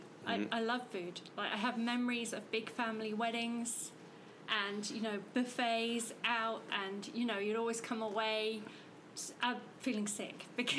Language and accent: English; Norfolk, East of England, United Kingdom; moved away as an adult; also born or lived in Hevingham / Aylsham / London / Lancing; now in Fredericton, Canada; I grew up in England in Norfolk. In a really small village with my parents and my sisters. We lived in Hevingham, which is a small village